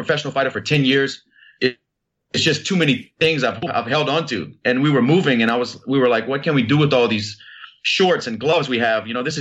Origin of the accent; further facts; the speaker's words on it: Lafayette, Louisiana, United States; my hometown of Lafayette, Louisiana